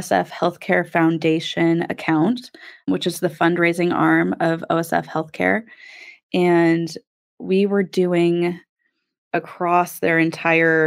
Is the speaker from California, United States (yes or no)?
no; Peoria, Illinois, United States; also born or lived in Austin, Texas; I'm from Peoria. I went to U of I, lived in Austin doing nonprofit work for about 5 years. And then my dad got sick with ALS and I moved back home